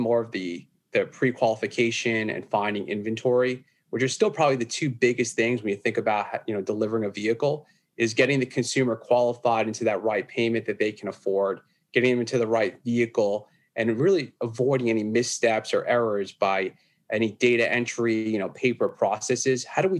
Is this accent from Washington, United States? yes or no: no; New York, United States; accent: New York; So, from New York, living on Long Island here. Been here all my life, pretty much. Hence the heavy accent, the New York accent I got.